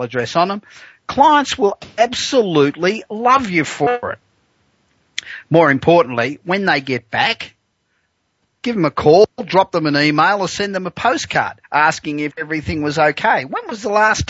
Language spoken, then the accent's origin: English; Australia; moved away as an adult; now in United States; I am Australian, although I've lived in the US for 25 years